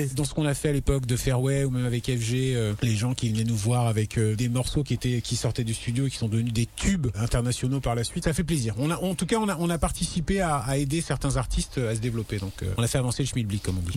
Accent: Morocco; moved away; Moi, je viens d'Afrique, je suis né au Maroc.

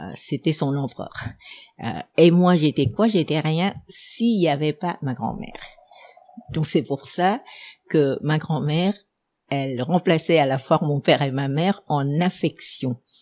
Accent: Ho Chi Minh City, Vietnam; first language Vietnamese; French is a second language; also born or lived in Ben Tre Province / France; mes, parents sont venus jeunes s'installer à Seigon, donc je suis née à Seigon. je me sentais euh, euh enracinée à Seigon

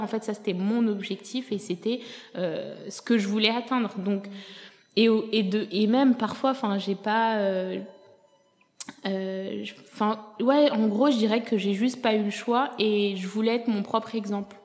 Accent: France; moved away as an adult; also born or lived in Ethiopia / Senegal / Canada; je suis venue m'installer en France à l'âge de 7 ans jusqu'à mes 23 euh, ans

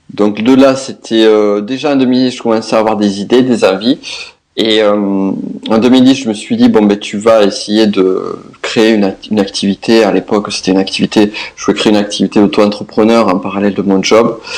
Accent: south-west France, France; accent: south-west; comme vous l'entendrez, mon accent, je viens du sud-ouest

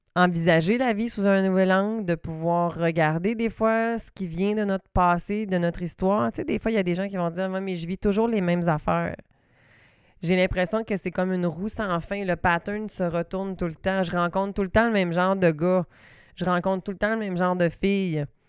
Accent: Saguenay, Quebec, Canada; accent: Saguenay; mon petit accent du Saguenay

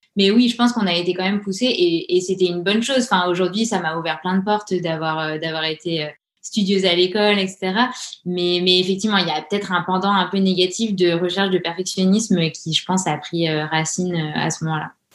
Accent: Grenoble, Auvergne-Rhône-Alpes, France; now in Orléans, France; on a grandi à Grenoble, entouré des montagnes

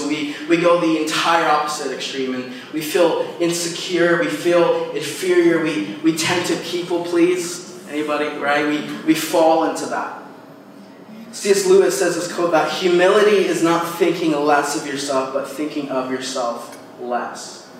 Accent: Philippines; also born or lived in United States; But I know for me, this tension of being multicultural and growing up in the Philippines and growing up in America, it was this thing where I never fit

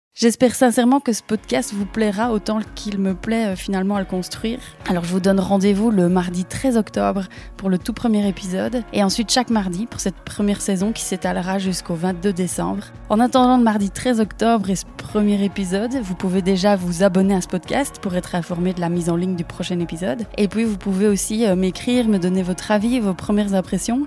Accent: Belgium; accent: Belgian; je suis belge, si vous demandez euh, d'où vient ce petit accent

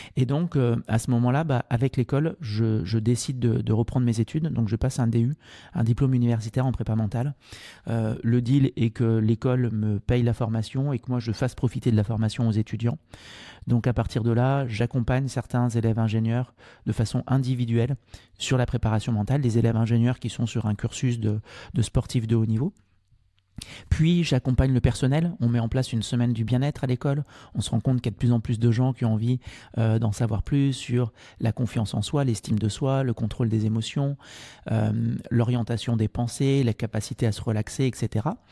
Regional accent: Martinique; moved away as an adult; also born or lived in Angers; Je suis originaire de, de Martinique. Mon papa est martiniquais

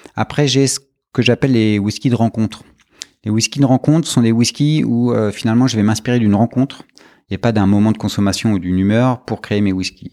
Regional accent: France; en tant que Français, on est souvent entouré de, de, vins et de spiritueux dans nos familles

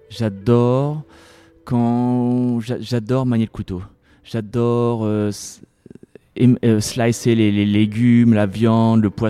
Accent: Paris, Île-de-France, France; now in United States; Moi j'ai souvenir quand j'étais gamin à Paris, euh, quand j'avais pas trop d'argent, je mangeais souvent dans les parcs euh, un sandwich

